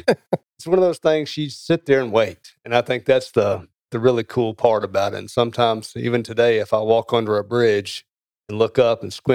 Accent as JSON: {"language": "English", "region": "Tennessee", "country": "United States", "said": "So I'm originally from Middle Tennessee, and I hope that your listeners still listen after that."}